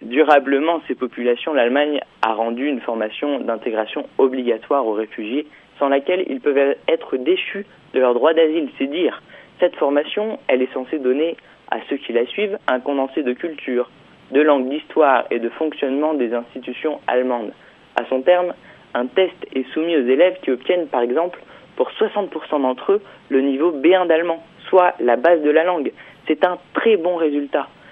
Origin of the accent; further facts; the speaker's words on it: France; je suis français